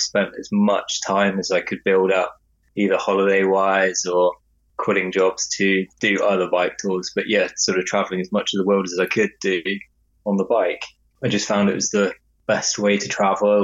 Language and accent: English; England, United Kingdom; now in Bristol, United Kingdom